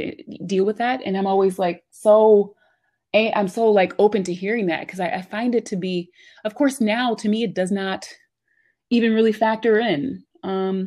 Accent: Yeadon, Pennsylvania, United States; also born or lived in Philadelphia, Pennsylvania; I was born in Philly, but I grew up in the burbs. So I grew up in Yaden, which is like right out of Southwest Philly

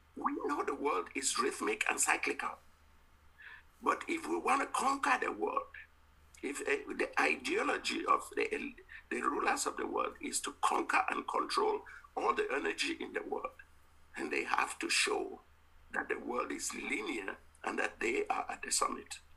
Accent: Cameroon; I was from the Mbum in a part of Cameroon

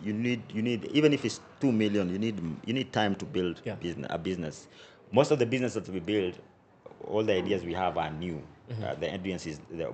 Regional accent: Nairobi, Kenya; growing up in Dandora, bro, 20 years ago

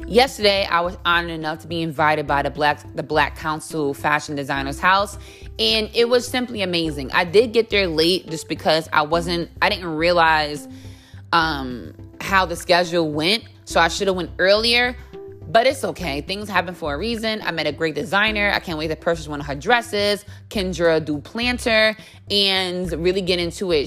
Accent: United States; now in New York City, United States; being an American

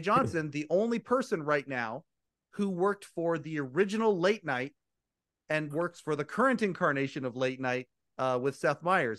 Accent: Kelowna, British Columbia, Canada; I'm Canadian. I'm from a place called Kelowna, British Columbia.

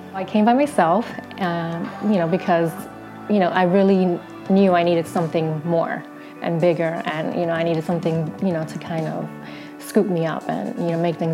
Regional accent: Passaic, New Jersey, United States; now in Bloomfield, United States; I was born and raised in Passaic, New Jersey, but I currently live and work in Bloomfield.

